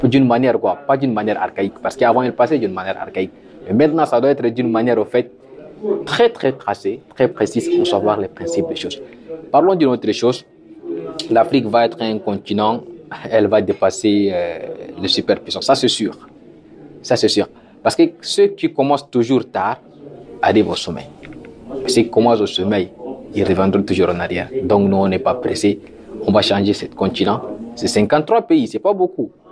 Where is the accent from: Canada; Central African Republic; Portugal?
Central African Republic; now in Moscow, Russia; j'attends en tant qu'Africain, en tant que Centrafricain